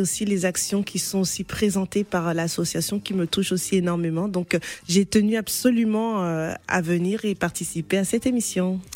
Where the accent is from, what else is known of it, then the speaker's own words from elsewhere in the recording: DR Congo; moved away; mon pays d'origine d'accord, la RDC